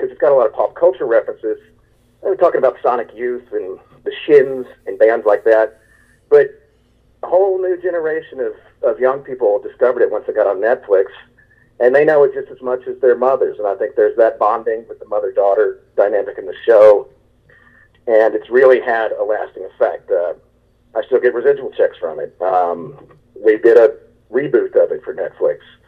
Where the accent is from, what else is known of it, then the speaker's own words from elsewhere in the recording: Texas, United States; I'm from Texas